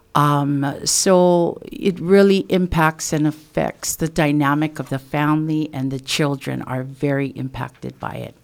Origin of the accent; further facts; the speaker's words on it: Waimea, Hawaii, United States; I am from the Kauai Hai, Waimea area of the Big Island. And, um, I am, uh, a fourth generation of Native Hawaiian from this particular area.